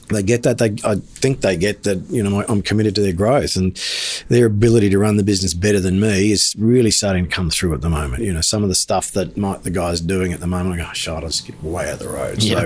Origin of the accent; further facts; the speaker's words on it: Toowoomba, Queensland, Australia; I grew up in Toowoomba as a teenager